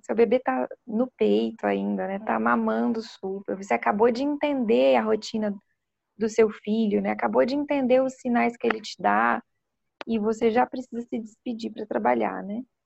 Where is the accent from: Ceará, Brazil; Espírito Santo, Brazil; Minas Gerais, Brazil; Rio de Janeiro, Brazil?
Espírito Santo, Brazil; Vitória; moved away as an adult; now in São Paulo, Brazil; eu sou capixaba, né? Nasci no Espírito Santo, em Vitória, e iniciei né, minha formação na Universidade Federal do Espírito Santo